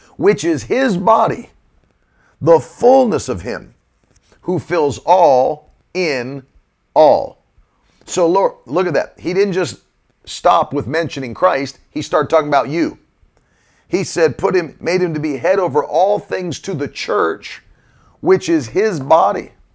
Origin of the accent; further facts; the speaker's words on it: United States; I grew up in West Virginia, Virginia.